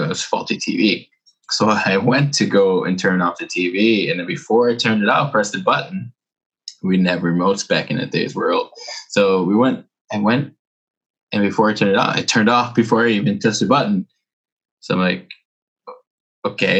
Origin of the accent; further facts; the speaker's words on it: New York City, New York, United States; also born or lived in Arizona; now in Tokyo, Japan; I was born in Brooklyn.